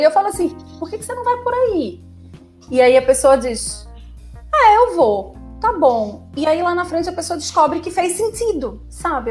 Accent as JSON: {"language": "Portuguese", "town": "Recife", "region": "Pernambuco", "country": "Brazil", "also_born_or_lived": "Fortaleza", "said": "Saí de Recife, saí da casa dos meus pais e fui morar sozinha em Fortaleza."}